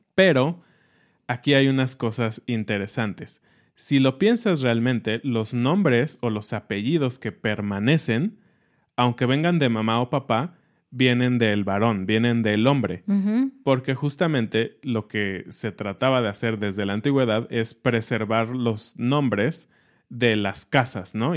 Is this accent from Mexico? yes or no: yes; Mexico; a nosotros como mexicanos